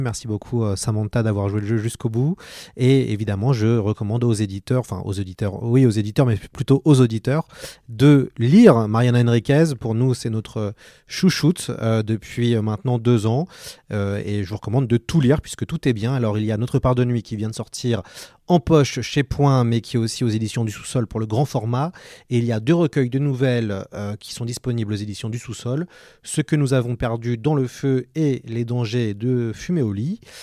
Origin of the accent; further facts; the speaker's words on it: France; chez nous en France